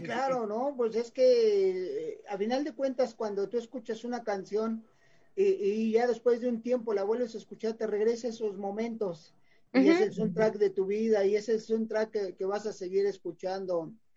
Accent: Mexico City, Mexico; nacimos en el DF

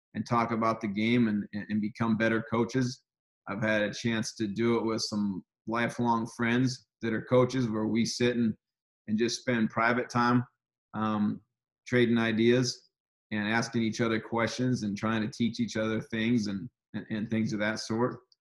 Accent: Seattle, Washington, United States; my hometown, Seattle, Washington

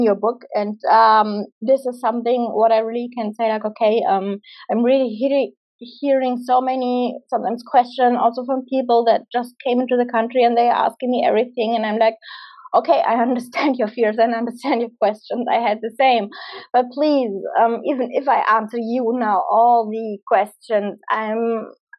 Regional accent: Germany; moved away as an adult; I'm from Germany

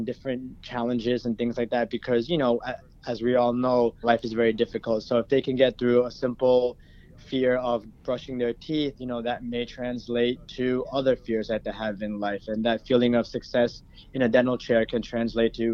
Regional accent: Paramus, New Jersey, United States; I'm originally from Bergen County. I grew up in Paramus.

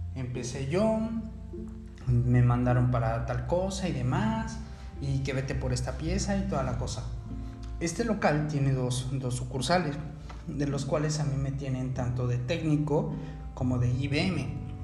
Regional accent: Mexico City, Mexico; now in Cancún, Mexico; Yo soy originario de la Ciudad de México.

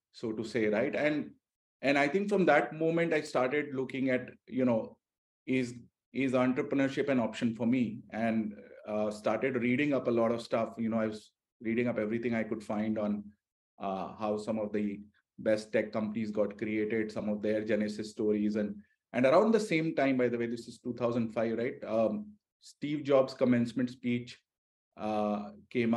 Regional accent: India; moved away as an adult; I'm an Indian

